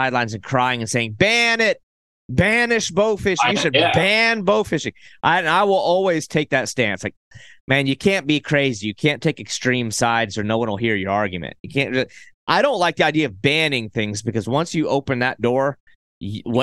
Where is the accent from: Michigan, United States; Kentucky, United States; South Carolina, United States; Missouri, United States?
South Carolina, United States; my home state is South Carolina.